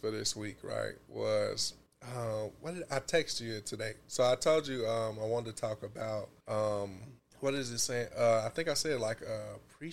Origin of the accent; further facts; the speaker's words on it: Chicago, Illinois, United States; I'm from Chicago